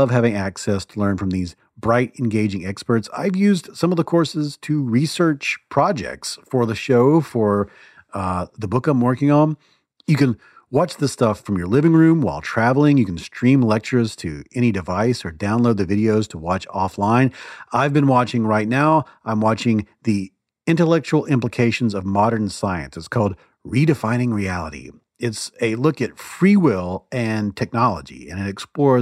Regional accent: the South, United States; I grew up in the South

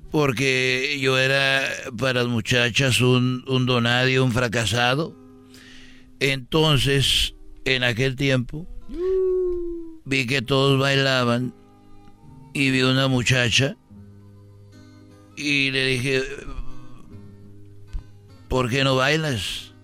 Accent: Tegaditlán, Jalisco, Mexico; cuando fue la fiesta de allá donde yo soy, de Tegaditlán, Jalisco. Ahí yo nací, tenía 21 años.

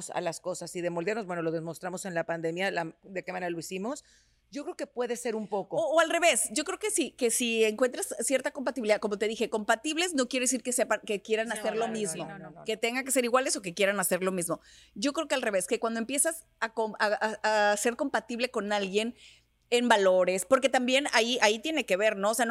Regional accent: Mexico; Lo que pasa es que era cuando recién llegué de México. Cuando, cuando yo llegué de México

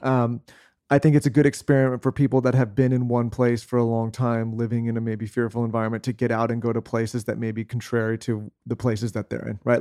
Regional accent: San Diego, California, United States; moved away as an adult; also born or lived in Los Angeles; we grew up in San Diego

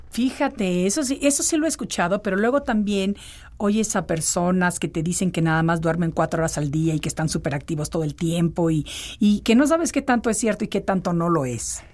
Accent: Mexico City, Mexico; moved away; de chiquita cuando vivía en la Ciudad de México

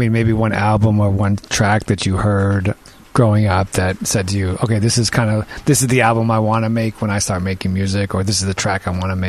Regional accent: New York, United States; I'm born and raised in New York.

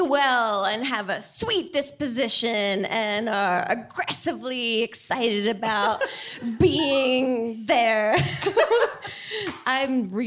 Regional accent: New Jersey, United States; I'm from Jersey

